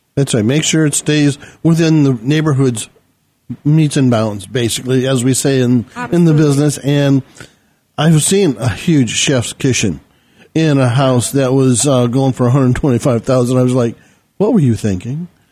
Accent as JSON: {"language": "English", "region": "Arizona", "country": "United States", "tie": "born or raised there", "said": "here in Arizona as I grew up here"}